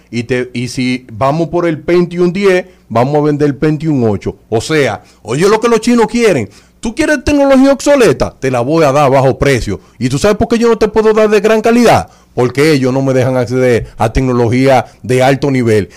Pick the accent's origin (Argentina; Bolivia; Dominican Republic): Dominican Republic